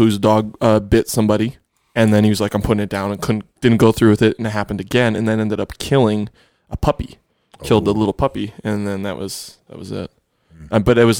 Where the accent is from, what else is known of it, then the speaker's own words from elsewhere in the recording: Buffalo, New York, United States; Buffalo, my hometown.